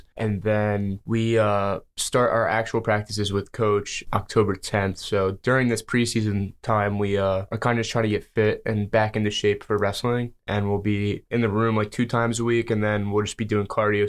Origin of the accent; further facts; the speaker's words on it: New Jersey, United States; now in Pennsylvania, United States; Yeah, so I'm actually from New Jersey